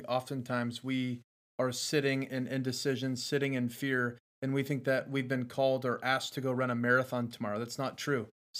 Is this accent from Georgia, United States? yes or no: yes; Georgia, United States; I'm from South Georgia.